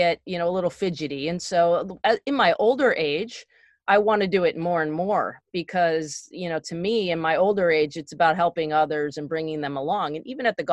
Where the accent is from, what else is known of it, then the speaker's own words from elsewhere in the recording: Connecticut, United States; also born or lived in East Stroudsburg, Pennsylvania; I grew up in Connecticut.